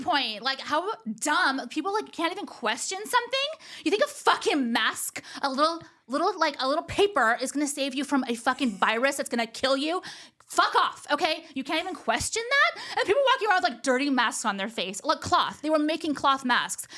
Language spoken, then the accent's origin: English; Orange County, California, United States; also born or lived in Los Angeles; they don't think I'm from here